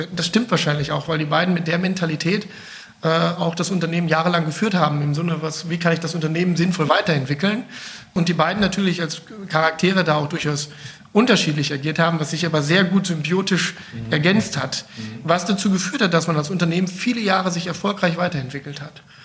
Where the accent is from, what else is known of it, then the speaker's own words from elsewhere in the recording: North Rhine-Westphalia, Germany; now in Bergisch Gladbach, Germany; ich bin gebürtiger Ostwestfale